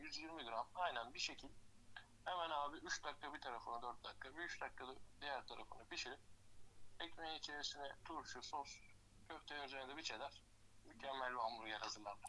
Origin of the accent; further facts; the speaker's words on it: Tekirdağ, Turkey; Tekirdağlıyım doğma büyüme.